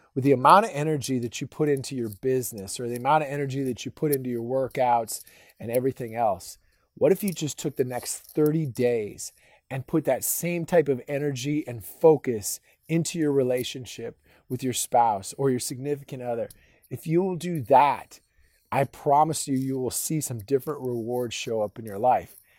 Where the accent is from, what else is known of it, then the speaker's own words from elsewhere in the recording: Minnesota, United States; now in Texas, United States; I grew up in Minnesota